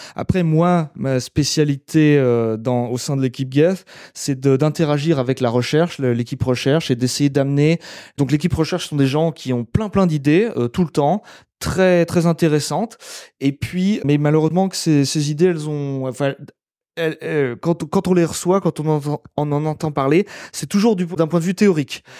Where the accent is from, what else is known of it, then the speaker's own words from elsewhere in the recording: France; now in Germany; en tant que Français